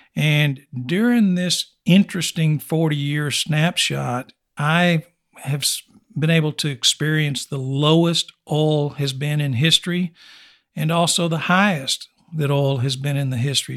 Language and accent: English; Snyder, Texas, United States; Born and raised in West Texas, for the most part, I was born ninety miles east of here in Snyder, also Oilfield Country.